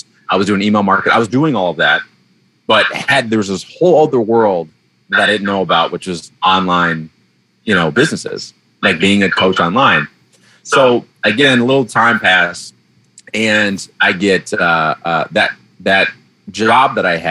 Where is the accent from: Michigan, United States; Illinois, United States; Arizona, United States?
Michigan, United States; Detroit; moved away; I grew up in the Baptist church back in Detroit